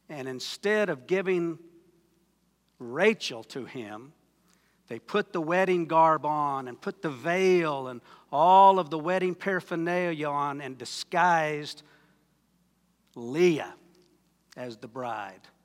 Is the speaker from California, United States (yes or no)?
no; Wayne, Oklahoma, United States; I'm from Wayne, Oklahoma